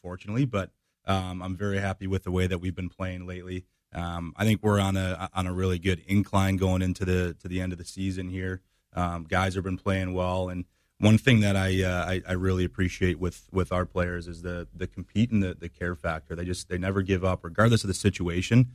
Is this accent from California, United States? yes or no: no; Michigan, United States; moved away as an adult; also born or lived in Florida; now in Springfield, United States; My background, I grew up in Michigan and played Division I college hockey there